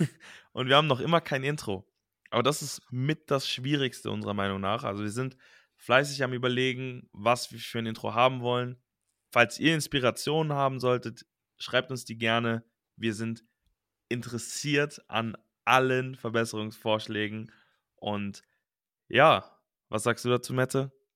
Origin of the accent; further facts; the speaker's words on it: Cologne area, North Rhine-Westphalia, Germany; also born or lived in Düsseldorf; ich bin in Düsseldorf geboren und dann in Langenfeld und Leverkusen und im Kölner Raum aufgewachsen